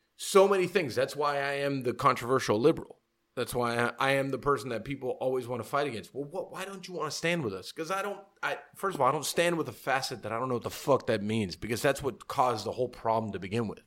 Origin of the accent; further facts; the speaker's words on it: Hialeah, Florida, United States; I was born Hialeah. Like, I'm, I'm, I'm American